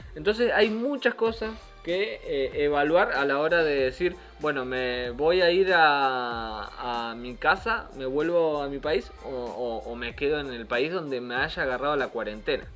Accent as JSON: {"language": "Spanish", "country": "Argentina", "moved": "yes", "said": "para nosotros regresar a Argentina no es una posibilidad"}